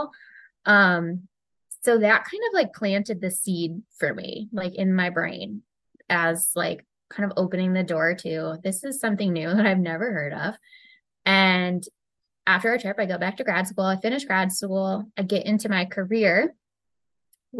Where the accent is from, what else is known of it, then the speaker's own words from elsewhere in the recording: United States; me being from the US, I say I'm from the US